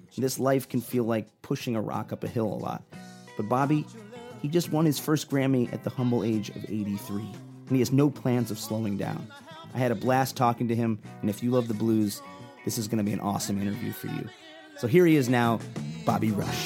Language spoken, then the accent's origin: English; Chicago, Illinois, United States; I'm from Chicago